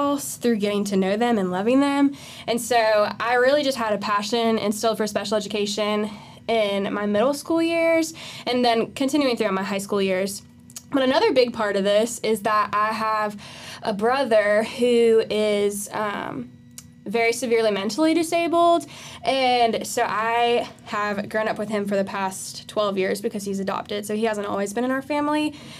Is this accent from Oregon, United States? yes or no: no; Simpsonville, South Carolina, United States; I am from Simpsonville. I've been there for the past 10 years of my life. That's where all my formative years are. So I say that's where I grew up now.